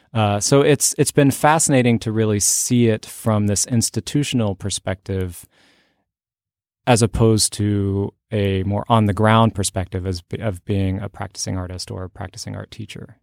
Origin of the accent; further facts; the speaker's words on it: Fort Worth, Texas, United States; also born or lived in Oklahoma; I grew up mostly in Oklahoma and Texas. And when I was, I think, ten years old, we moved to Fort Worth